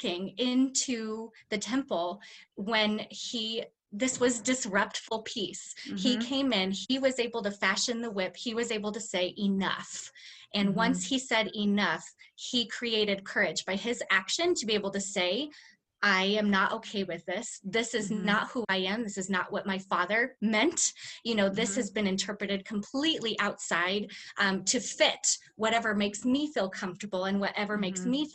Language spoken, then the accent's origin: English; United States; I was born white and I was born in the United States.